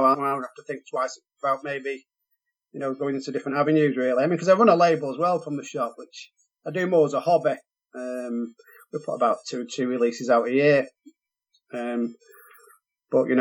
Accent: Chadderton, North West England, United Kingdom; also born or lived in Hardwick; I love my childhood in Chadderton. I was, I was born in Hardwick, and I think we moved to Chadderton when I was about 1970

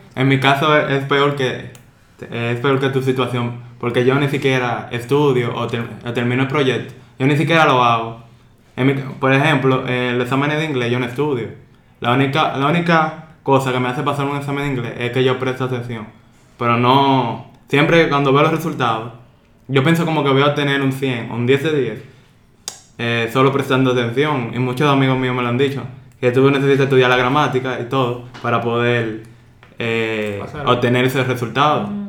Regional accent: Dominican Republic; soy dominicano, tengo 21 años de edad

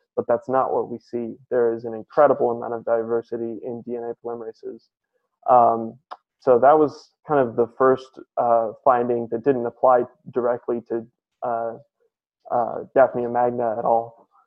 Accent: San Francisco, California, United States; I grew up in San Francisco, California

